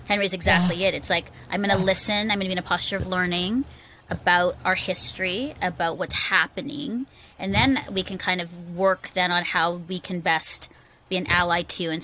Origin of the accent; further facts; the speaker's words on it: Philippines; also born or lived in Singapore; I, I grew up in the Philippines, just context. I was actually adopted out of an orphanage by Canadian missionaries.